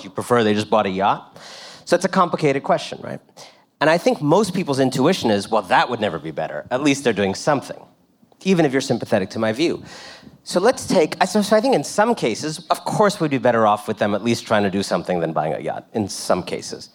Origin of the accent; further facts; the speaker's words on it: Washington, District of Columbia, United States; When I was growing up in Washington, D.C.